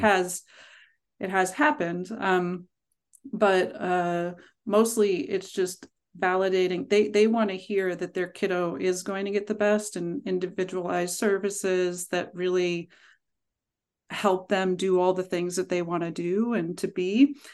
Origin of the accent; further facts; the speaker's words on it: Pittsburgh, Pennsylvania, United States; now in Vermont, United States; I grew up in Pittsburgh